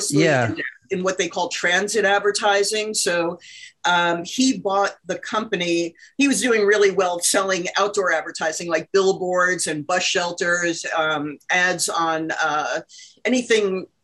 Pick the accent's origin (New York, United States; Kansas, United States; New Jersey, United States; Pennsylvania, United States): New Jersey, United States; Englewood Cliffs; So I grew up in Englewood Cliffs, New Jersey, which is an upper middle class town.